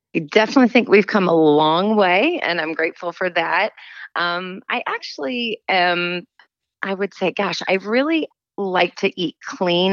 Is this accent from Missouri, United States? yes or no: yes; St. Louis, Missouri, United States; moved away as an adult; grew up in St. Louis